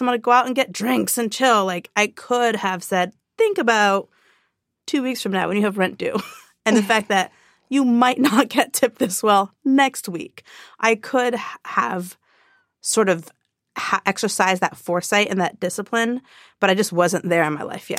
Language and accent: English; Orange County, California, United States; I grew up in Orange County